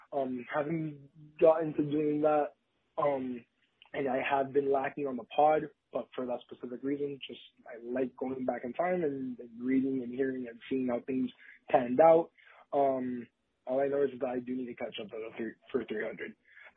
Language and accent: English; Miami, Florida, United States; being I'm from Miami, I'm a Marlins dude